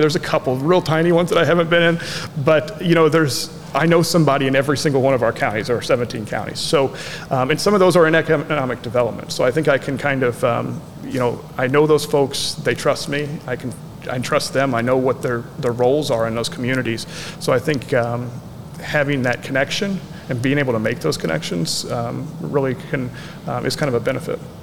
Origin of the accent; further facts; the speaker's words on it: Festus, Missouri, United States; now in Marion, United States; grew up in a, a, smaller town called Festus, Missouri